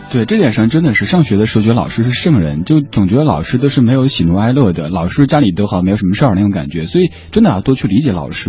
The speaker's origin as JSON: {"language": "Chinese", "region": "Sichuan", "country": "China", "tie": "born or raised there", "moved": "yes", "said": "在我们老家四川那边讲普通话都是一件特别不现实的事情"}